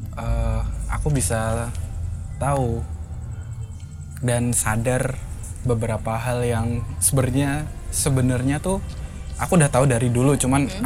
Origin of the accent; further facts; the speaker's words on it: Kudus, Central Java, Indonesia; also born or lived in Semarang; aku dari Kudus